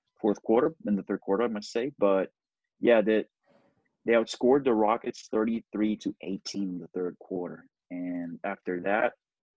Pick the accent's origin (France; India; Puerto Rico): Puerto Rico; I'm from Puerto Rico.